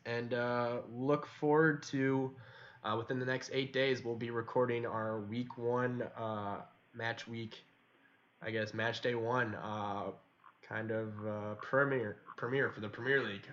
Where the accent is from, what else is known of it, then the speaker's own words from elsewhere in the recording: United States; we're some American lads